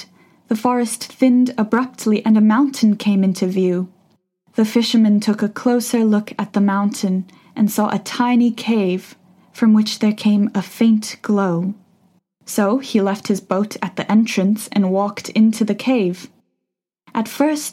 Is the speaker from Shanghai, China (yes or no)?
yes; Shanghai, China; also born or lived in United Kingdom; now in Beijing, China; I've been listening to Laszlo's various shows since I was 10 years old, growing up in Shanghai, China